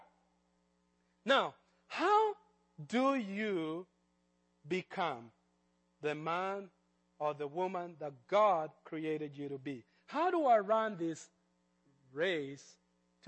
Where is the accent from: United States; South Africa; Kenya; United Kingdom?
Kenya; moved away; I grew up in Kenya